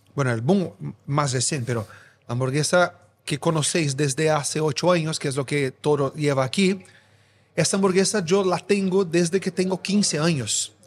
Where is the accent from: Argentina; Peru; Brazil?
Brazil; São Paulo; Spanish is a second language; moved away as an adult; now in Spain; Brasileño, nacido y crecido en São Paulo